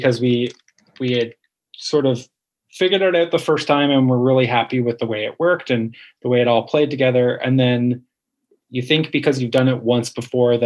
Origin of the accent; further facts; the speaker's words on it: Canada; we're both Canadian.